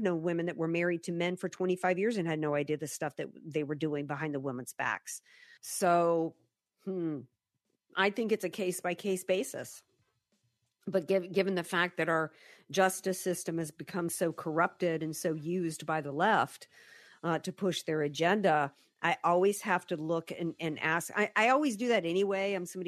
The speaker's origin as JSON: {"language": "English", "region": "the South", "country": "United States", "tie": "born or raised there", "said": "I've been saying that, you know, that I grew up in the South."}